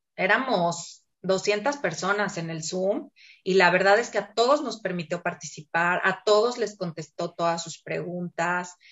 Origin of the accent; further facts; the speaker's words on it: Mexico City, Mexico; now in Torreón, Mexico; Yo nací en la Ciudad de México, ya tengo muchos años aquí en Torreón, por situaciones familiares vine a dar aquí.